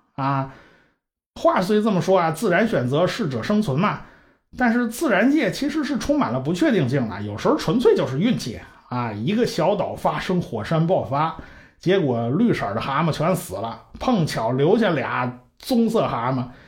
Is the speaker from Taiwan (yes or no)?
no; China; 我们中国人最熟悉的就是 北京猿人，还有什么蓝铁人呐、元木人啦之类的